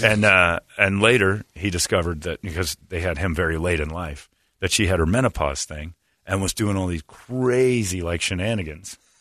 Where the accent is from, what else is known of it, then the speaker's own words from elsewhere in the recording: Indiana, United States; moved away; my home state